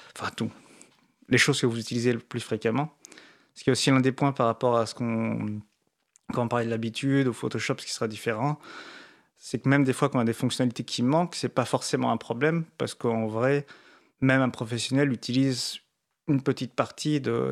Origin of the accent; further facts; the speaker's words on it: France; comme on est français